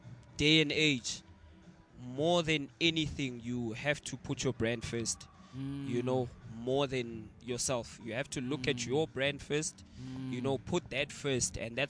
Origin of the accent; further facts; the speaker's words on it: the South, United States; Born and raised in the South.